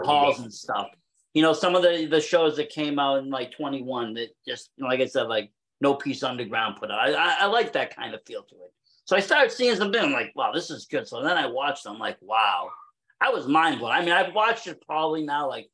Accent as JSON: {"language": "English", "region": "Massachusetts", "country": "United States", "said": "I'm from Mass"}